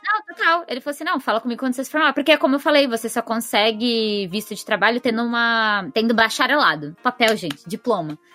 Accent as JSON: {"language": "Portuguese", "region": "São Paulo", "country": "Brazil", "moved": "as an adult", "lives_now": "Japan", "said": "que sou de São Paulo"}